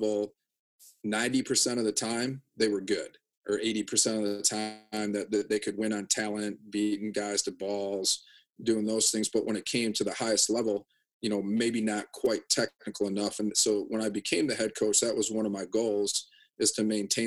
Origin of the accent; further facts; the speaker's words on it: Janesville, Wisconsin, United States; growing up in Janesville